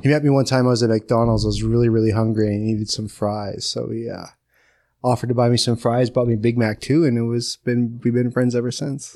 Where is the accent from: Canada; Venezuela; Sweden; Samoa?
Canada; Curve Lake First Nation, Ontario; I'm from Curve Lake First Nation